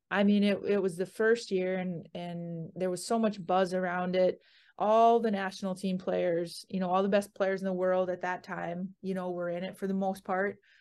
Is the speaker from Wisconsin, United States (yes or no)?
yes; Siren, Wisconsin, United States; moved away; I grew up in Siren, you know, like you said, and it's a very small town in northwestern Wisconsin